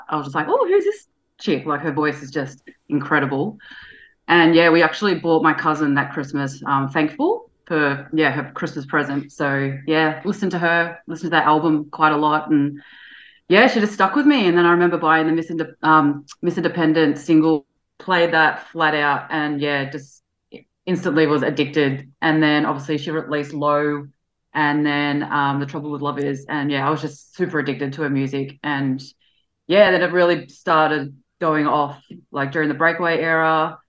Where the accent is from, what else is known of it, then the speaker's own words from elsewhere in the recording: Melbourne, Victoria, Australia; So I'm from Melbourne, Australia.